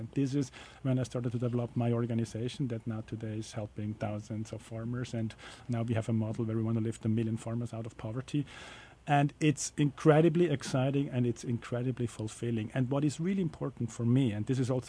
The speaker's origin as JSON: {"language": "English", "country": "Switzerland", "moved": "yes", "said": "I'm from Switzerland originally"}